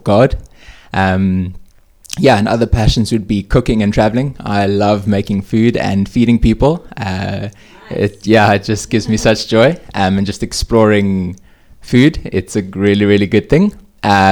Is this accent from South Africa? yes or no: yes; Hermanus, Western Cape, South Africa; moved away as an adult; also born or lived in Stellenbosch; now in Cape Town, South Africa; I come from Hermanus, a family of four